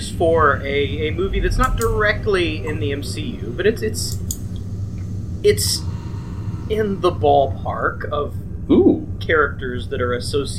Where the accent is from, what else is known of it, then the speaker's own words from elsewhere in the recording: the South, United States; we are from the South.